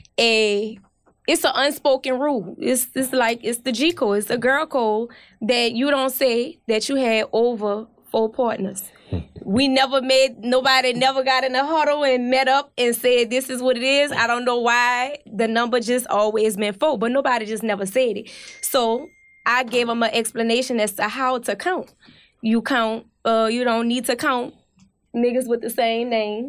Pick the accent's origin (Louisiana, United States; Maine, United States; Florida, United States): Louisiana, United States; New Orleans; moved away as an adult; I'm from New Orleans, so I've been here about 3.5 years now